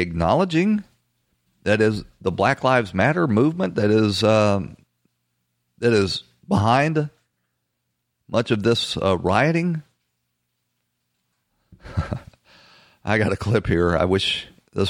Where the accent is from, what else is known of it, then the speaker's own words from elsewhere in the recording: Atlanta, Georgia, United States; my hometown of Atlanta, Georgia